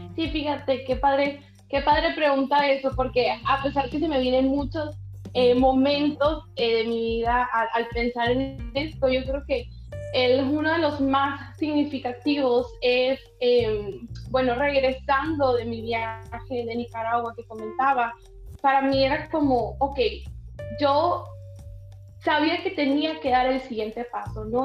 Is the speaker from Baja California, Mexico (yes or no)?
no; Miguel Alemán, Sonora, Mexico; aquí en mi ciudad, aquí en mi país.